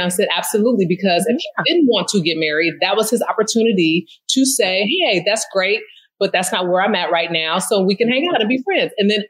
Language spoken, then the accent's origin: English; California, United States; now in Philadelphia, United States; So I just was like, hey, I'm a girl from the Bay living in the city of brotherly love.